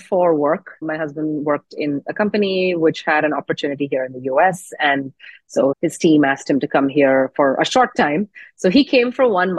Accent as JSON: {"language": "English", "country": "Oman", "tie": "born or raised there", "also_born_or_lived": "India", "moved": "as an adult", "lives_now": "United States", "said": "When I was growing up in Oman"}